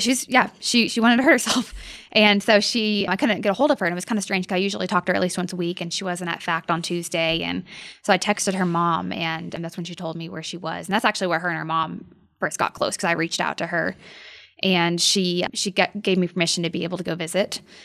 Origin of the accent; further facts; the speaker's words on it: Norman, Oklahoma, United States; also born or lived in Edmond, Oklahoma; I grew up in Norman, Oklahoma